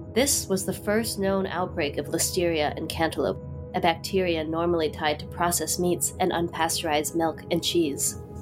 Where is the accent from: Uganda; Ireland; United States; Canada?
United States; San Jose, California; working on an urban farm in my hometown of San Jose, California.